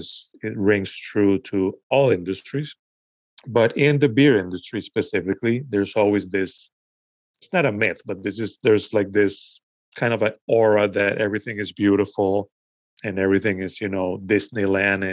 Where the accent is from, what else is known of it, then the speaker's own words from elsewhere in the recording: Venezuela; also born or lived in United States; now in New York City, United States; I was born here in the US, but I grew up in Venezuela.